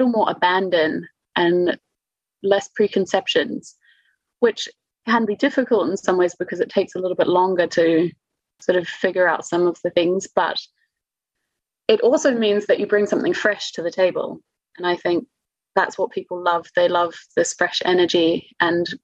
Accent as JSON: {"language": "English", "country": "New Zealand", "moved": "as an adult", "lives_now": "Munich, Germany", "said": "I'm from New Zealand"}